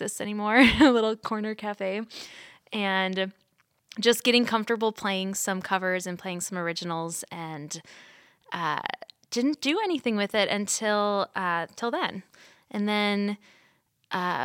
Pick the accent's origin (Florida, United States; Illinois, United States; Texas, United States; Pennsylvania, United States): Illinois, United States; Wheaton; I am from Wheaton, Illinois, and that is currently where I am living